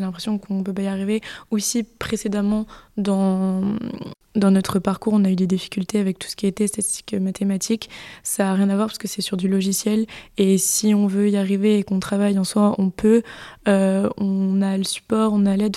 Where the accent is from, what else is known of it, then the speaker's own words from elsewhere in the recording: Bordeaux, Nouvelle-Aquitaine, France; je viens euh, de Bordeaux, d'ici